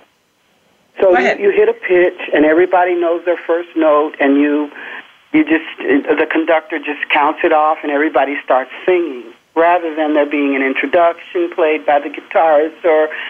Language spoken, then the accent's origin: English; Louisville, Kentucky, United States; I grew up in Louisville, Kentucky.